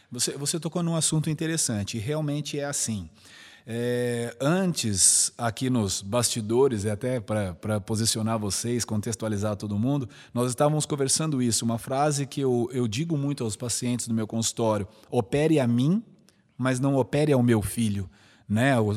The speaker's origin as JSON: {"language": "Portuguese", "region": "São Paulo", "country": "Brazil", "tie": "born there", "also_born_or_lived": "Araraquara", "said": "Então eu sou nascido em São Paulo. E aí, por motivos profissionais, meu pai foi transferido para o interior. Nós moramos um tempo em Araraquara."}